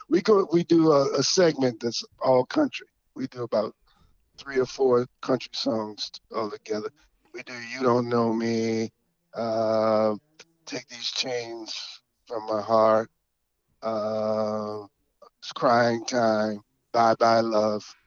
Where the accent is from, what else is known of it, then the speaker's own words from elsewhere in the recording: Georgia, United States; moved away; we played music all our lives together growing up in Georgia I grew up in Georgia